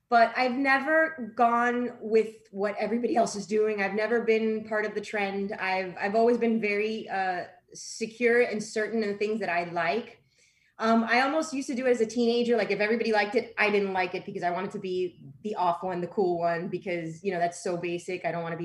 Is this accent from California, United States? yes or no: no; Miami, Florida, United States; accent: Miami; You know, we're all Miami people. I had a hard time dealing with my Miami accent when I first started. And sometimes when I'm around my people, it comes out. I'm okay with it. I'm proud of it.